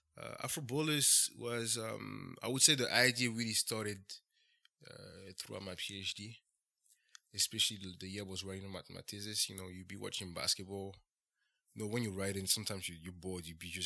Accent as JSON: {"language": "English", "country": "Benin", "said": "So, I'm from Benin."}